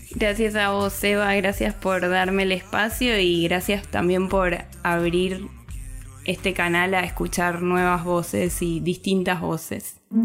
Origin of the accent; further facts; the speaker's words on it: Argentina; soy argentina.